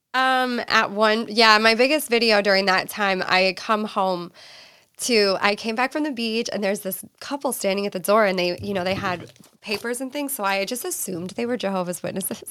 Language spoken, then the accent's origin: English; East Coast, United States; moved away as an adult; now in California, United States; I'm originally from the East Coast. I moved to California when I was twenty